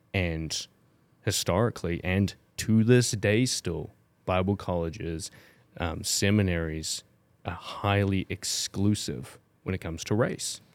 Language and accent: English; New Zealand; moved away; growing up in New Zealand, and I grew up in the generation that st-, really started learning, um, Te Reo in, in school from five year old